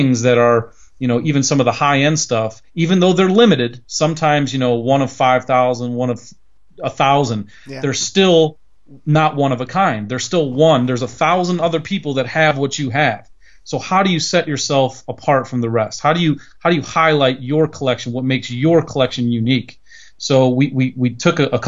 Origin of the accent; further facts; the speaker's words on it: near Cleveland, Ohio, United States; in my hometown, we're near Cleveland, Ohio